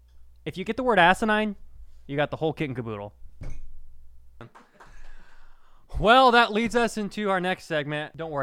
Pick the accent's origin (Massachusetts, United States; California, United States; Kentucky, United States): Massachusetts, United States; Boston; I'm from Boston. There's a lot of people in Boston. A lot of people in Boston.